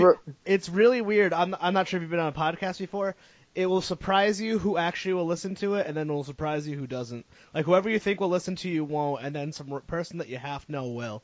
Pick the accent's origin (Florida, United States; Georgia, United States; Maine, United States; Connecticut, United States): Connecticut, United States; moved away; I grew up in Connecticut.